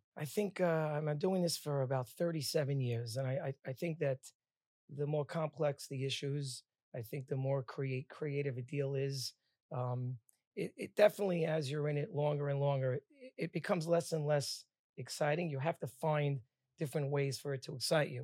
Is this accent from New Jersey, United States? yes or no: yes; Bradley Beach, New Jersey, United States; also born or lived in Queens, New York; I was born in Bradley Beach, New Jersey.